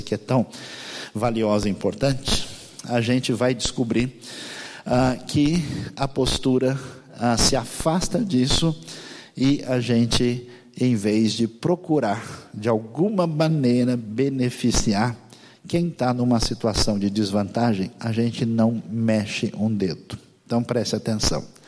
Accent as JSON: {"language": "Portuguese", "country": "Brazil", "said": "eu sou brasileiro"}